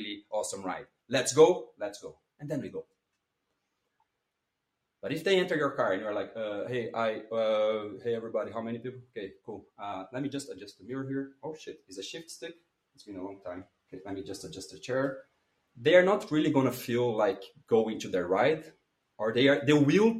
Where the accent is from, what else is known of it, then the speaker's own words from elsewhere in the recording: Brazil; English is a second language; moved away as an adult; now in Brussels, Belgium; I come from Brazil, and I live in Belgium. I live in Brussels.